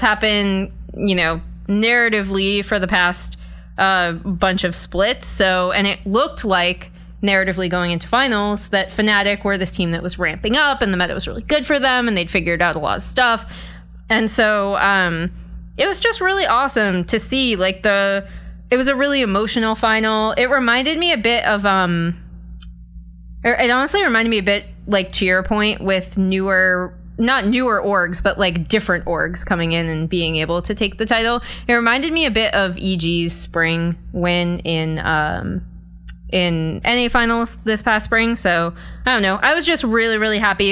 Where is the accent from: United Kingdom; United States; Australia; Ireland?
United States; Boston, Massachusetts; now in Los Angeles, United States; I'm from Boston